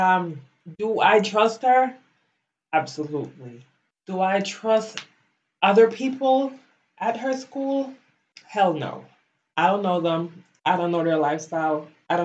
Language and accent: English; Belize; moved away as an adult; now in United States; I grew up in Belize. I went to school there. I graduated high school